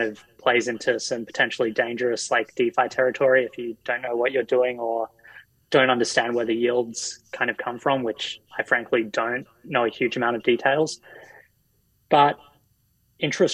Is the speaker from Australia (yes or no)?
yes; Australia; now in United States; as an Australian who's, you know, living in the US